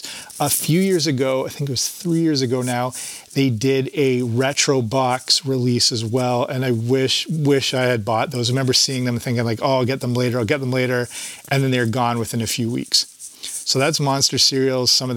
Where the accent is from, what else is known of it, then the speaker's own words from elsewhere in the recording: Canada; I grew up in Canada